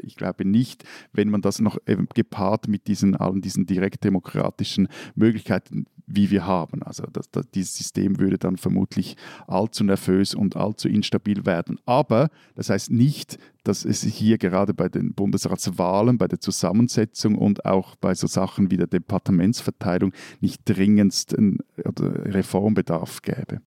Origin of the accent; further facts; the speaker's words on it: Switzerland; als Schweizer